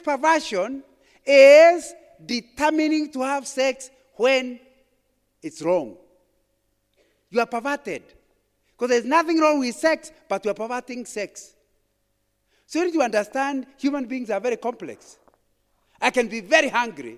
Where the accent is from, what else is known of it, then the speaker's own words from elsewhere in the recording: Kikuyuland, Central Kenya, Kenya; When I was growing up in Kikuyuland, if you came to my village in the late 1950s